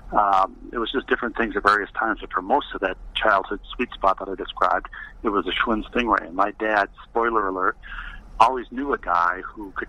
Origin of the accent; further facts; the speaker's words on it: Elmhurst, Illinois, United States; born there; I was born in Elmhurst, Illinois, just outside of Chicago.